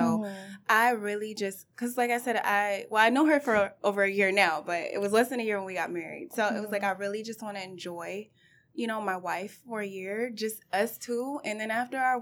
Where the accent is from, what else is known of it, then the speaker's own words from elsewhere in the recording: Detroit, Michigan, United States; also born or lived in California; I am from California originally, but I was raised in Detroit.